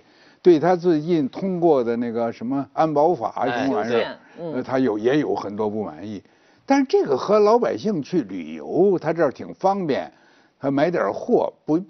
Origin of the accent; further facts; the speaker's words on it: Guangdong, China; 那比比咱们广东人还厉害哇！